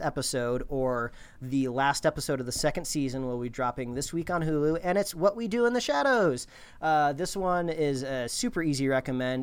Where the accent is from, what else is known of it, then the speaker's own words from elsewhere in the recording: Indiana, United States; growing up in Indiana, uh, every T V show and movie you ever watched growing up called it the D M V. In Indiana, it's called the B M V